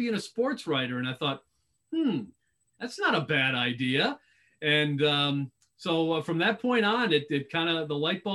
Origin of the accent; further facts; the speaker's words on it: Lombard, Illinois, United States; moved away as an adult; now in Tampa, United States; Born and raised in Chicago. Lombard, Illinois is the suburb that I grew up in.